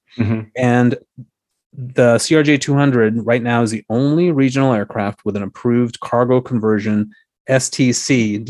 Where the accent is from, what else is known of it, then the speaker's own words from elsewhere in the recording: San Francisco, California, United States; moved away as an adult; now in Washington, D.C., United States; I grew up in San Francisco.